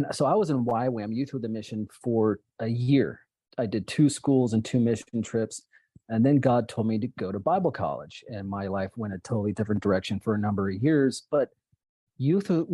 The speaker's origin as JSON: {"language": "English", "region": "Oregon", "country": "United States", "tie": "born or raised there", "said": "I grew up in Oregon many years ago"}